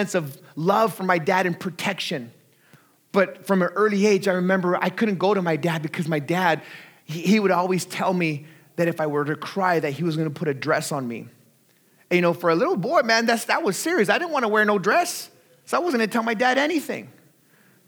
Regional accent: Artesia, California, United States; I grew up in Southeast Los Angeles County in a little city called Artesia

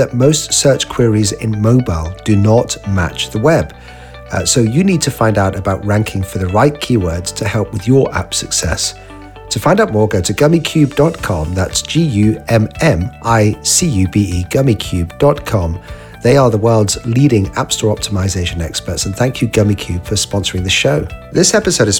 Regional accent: United Kingdom; I'm a Brit

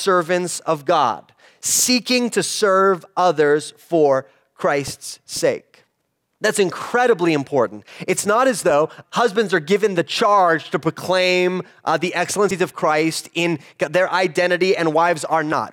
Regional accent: United States; an American in the 21st century

